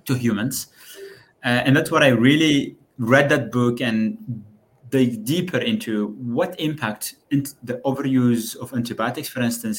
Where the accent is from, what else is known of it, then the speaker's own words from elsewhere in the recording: Algeria; moved away as an adult; also born or lived in Würzburg, Germany; now in Brussels, Belgium; I actually started my studies in Algeria. That's where I come